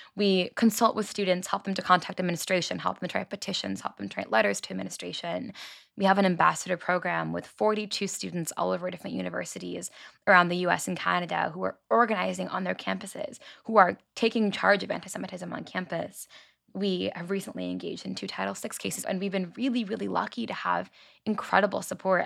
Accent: Long Island, New York, United States; I grew up on Long Island, New York

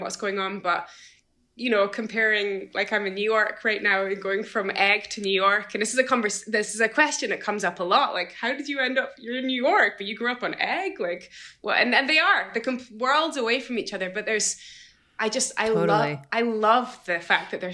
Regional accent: Edinburgh, Scotland, United Kingdom; also born or lived in Isle of Eigg; even though I grew up in Edinburgh, I did my high school in Edinburgh, and the majority of my schooling in Edinburgh

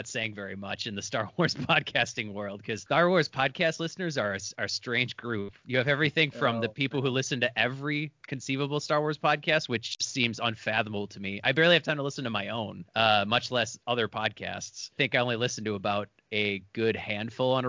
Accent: Milwaukee, Wisconsin, United States; I grew up in Milwaukee, which is kind of a stank hole like Detroit

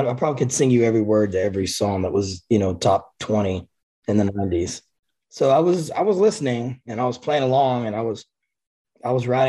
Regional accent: Cleveland, Texas, United States; at the local music shop in my hometown of Cleveland, oh, wow, Texas.

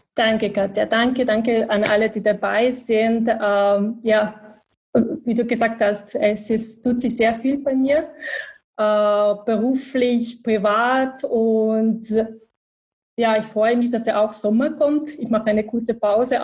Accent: Bosnia & Herzegovina; German is a second language; moved away as an adult; also born or lived in Sarajevo; now in Vienna, Austria; ich komme aus Bosnien, aus Bosnien-Herzegowina. Ich bin in Bosnien geboren, äh, aufgewachsen.

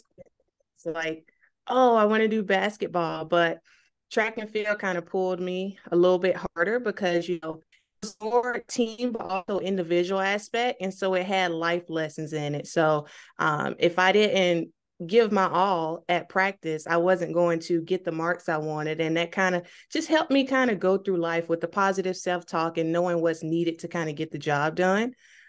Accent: Georgia, United States; moved away; I'm originally from Georgia

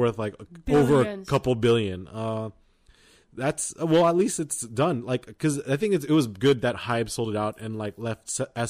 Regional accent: United States; Well, I'm from America.

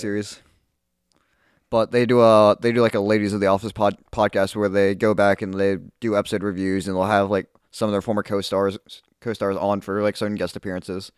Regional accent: Halifax, Nova Scotia, Canada; we're from Halifax.

